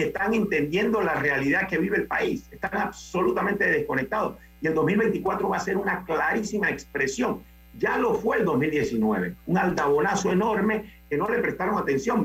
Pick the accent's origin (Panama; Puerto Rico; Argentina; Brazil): Panama; como panameños